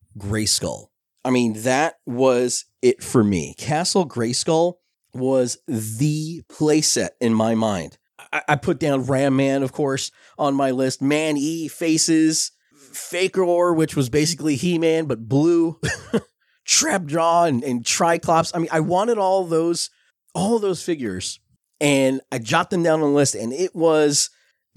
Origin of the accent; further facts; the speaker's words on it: Belleville, New Jersey, United States; When I was a kid growing up in Belleville, New Jersey